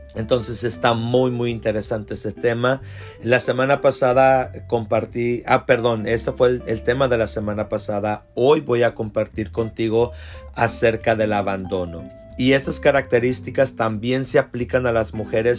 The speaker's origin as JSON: {"language": "Spanish", "region": "South Texas", "country": "United States", "said": "como decimos nosotros acá en el sur de Texas"}